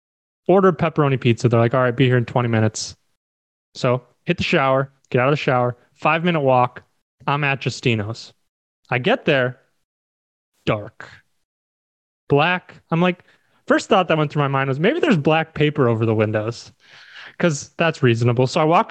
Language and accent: English; Minnesota, United States; I'm originally from Minnesota.